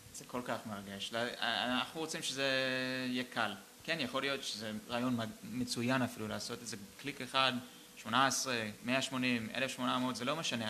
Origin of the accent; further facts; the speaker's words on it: Boston, Massachusetts, United States; now in Israel; גדלתי איתו ב, בפרווה, בוסטון